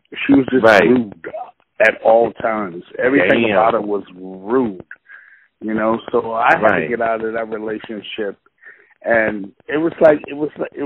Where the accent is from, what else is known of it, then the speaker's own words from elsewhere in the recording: Boston, Massachusetts, United States; I'm from Roxbury